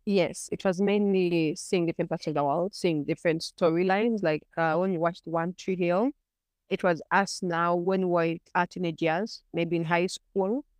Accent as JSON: {"language": "English", "country": "Uganda", "said": "I'm from Uganda."}